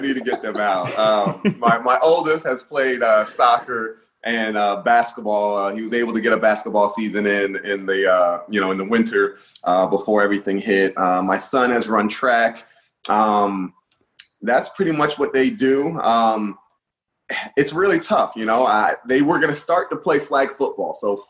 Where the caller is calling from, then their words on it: Middletown, Delaware, United States; Yeah, Middletown, Delaware. It's a beautiful area. I feel like it's in the middle of everything.